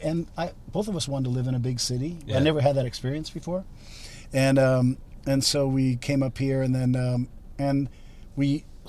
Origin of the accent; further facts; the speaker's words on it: Hawaii, United States; also born or lived in Austin, United States; Hawaii formed us in a certain way. Then we went to Austin